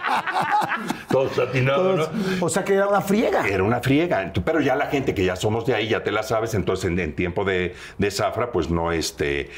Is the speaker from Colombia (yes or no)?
no; Veracruz, Mexico; moved away; yo soy oriundo de Veracruz, del puerto